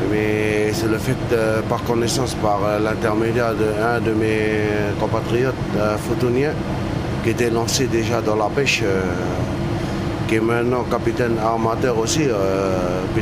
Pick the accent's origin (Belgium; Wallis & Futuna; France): Wallis & Futuna; Et comme je ne suis pas d'ici, bon. T'es originaire d'où euh, De Wallis.